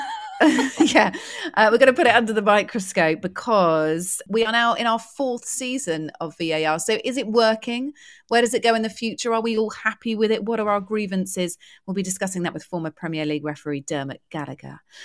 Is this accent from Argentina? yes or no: no; United Kingdom; being British